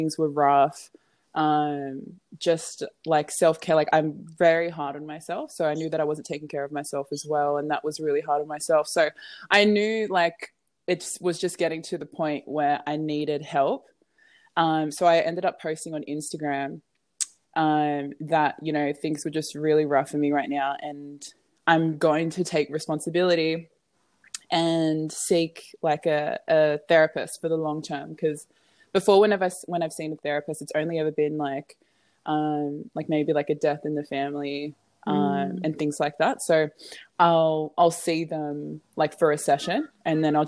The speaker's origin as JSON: {"language": "English", "town": "Sydney", "region": "New South Wales", "country": "Australia", "tie": "born or raised there", "also_born_or_lived": "Campbelltown, New South Wales", "said": "I was born and raised in Australia. Raised in Macquarie Fields in Sydney. And then my family moved to Campbelltown in Eaglevale."}